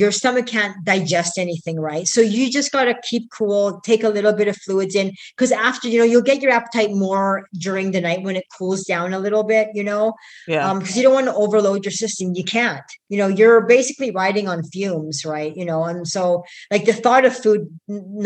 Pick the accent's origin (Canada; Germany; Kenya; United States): Canada; I come from Canada